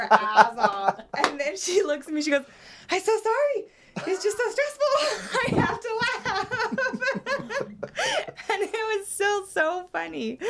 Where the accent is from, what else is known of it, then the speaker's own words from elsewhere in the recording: Las Vegas, Nevada, United States; moved away as an adult; now in Utah, United States; Born and raised in Las Vegas, moved to Utah about 8 years ago